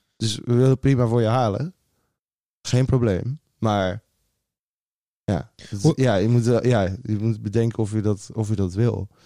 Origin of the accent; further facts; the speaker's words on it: Goes, Zeeland, Netherlands; moved away; Ik ben opgegroeid in Goes, Zeeland